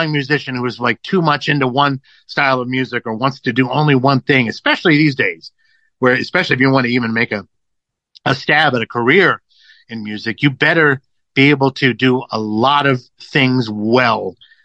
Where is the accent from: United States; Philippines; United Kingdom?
United States; Los Angeles, California; growing up in Los Angeles